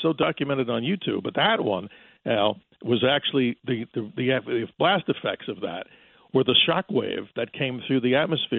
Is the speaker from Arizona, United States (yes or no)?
yes; Arizona, United States; right here in my home state of Arizona. The alleged meteor crater that's up there just to the right of Flagstaff, Arizona.